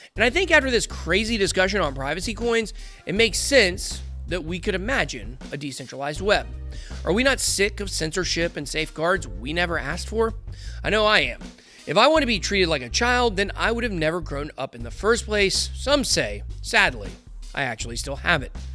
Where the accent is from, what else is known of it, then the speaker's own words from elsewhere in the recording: Atlanta, Georgia, United States; I'm from Atlanta